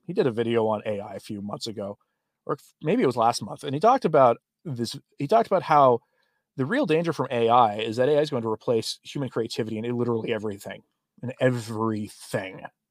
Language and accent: English; Oklahoma, United States; Oklahoma, my home state